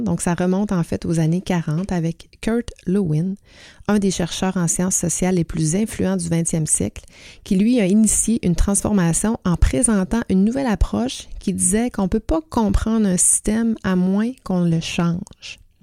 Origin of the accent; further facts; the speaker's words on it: Quebec, Canada; chez nous au Québec